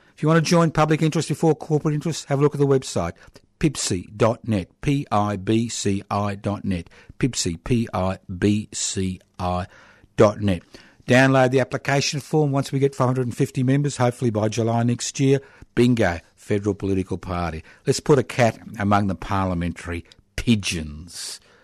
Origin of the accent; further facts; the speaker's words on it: Australia; we as the Australian people